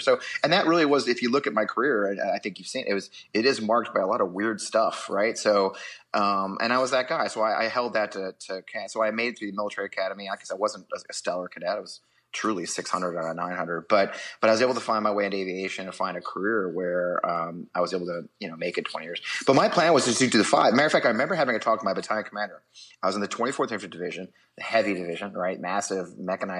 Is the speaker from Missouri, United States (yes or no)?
yes; St. Louis, Missouri, United States; moved away as an adult; I grew up in St. Louis, outside of St. Louis, Missouri